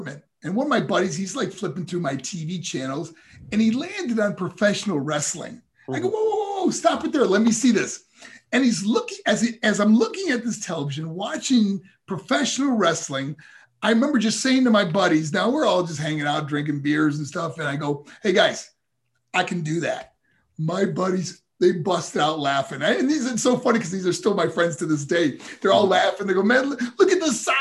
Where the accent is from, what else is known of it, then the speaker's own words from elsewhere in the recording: New York, United States; also born or lived in Colorado Springs, Colorado; my hometown in New York